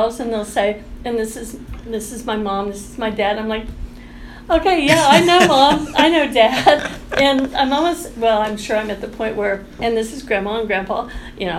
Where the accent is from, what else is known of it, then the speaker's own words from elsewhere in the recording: outside of Topeka, Kansas, United States; moved away as an adult; now in Allen County, Kansas, United States; I grew up outside of Topeka